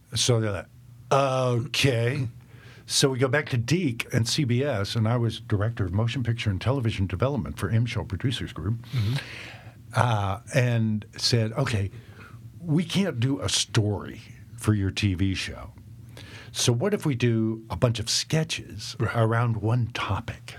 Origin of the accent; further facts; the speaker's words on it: the South, United States; also born or lived in Tennessee; now in Nashville, United States; growing up in the South